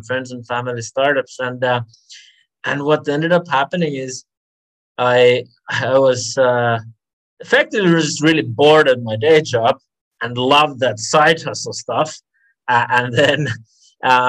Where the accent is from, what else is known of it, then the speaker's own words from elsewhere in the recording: Finland; moved away as an adult; also born or lived in London; now in Singapore; I'm from Finland originally, and I grew up there.